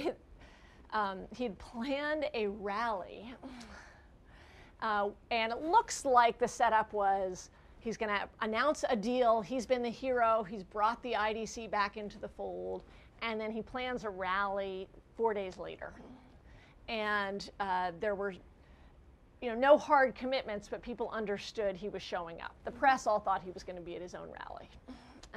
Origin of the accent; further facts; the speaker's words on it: New York, United States; as a New Yorker